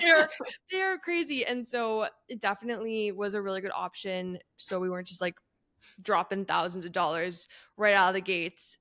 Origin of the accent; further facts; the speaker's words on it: Canada; moved away; I grew up in Canada